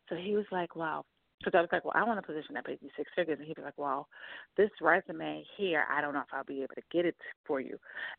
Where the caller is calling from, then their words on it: New York, United States; from New York.